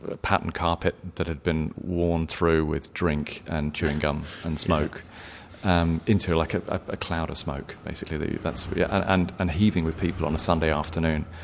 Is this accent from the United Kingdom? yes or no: yes; England, United Kingdom; accent: English; now in Australia; You know, I can tell people at work that I'm from Ireland, and they believe it because they may not have heard that many English accents.